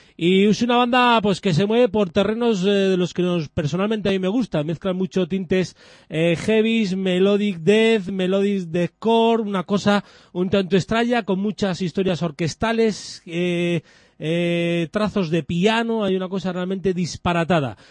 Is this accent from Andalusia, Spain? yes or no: no; Biscay, Basque Country, Spain; son de Vizcaya, de mi tierra